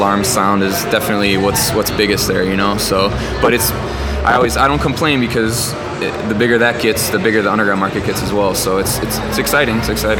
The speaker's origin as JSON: {"language": "English", "town": "Chicago", "region": "Illinois", "country": "United States", "tie": "born or raised there", "said": "growing up in Chicago, house and freestyle was a big part of my upbringing as well."}